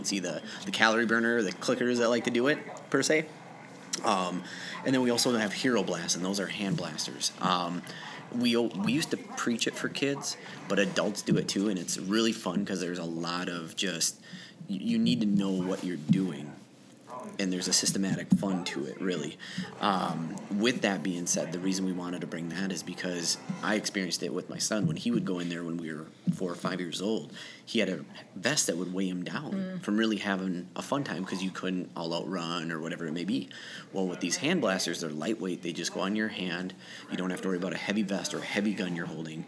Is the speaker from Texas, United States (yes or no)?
no; Faribault, Minnesota, United States; moved away as an adult; now in Rochester, United States; I'm from Faribault, Minnesota originally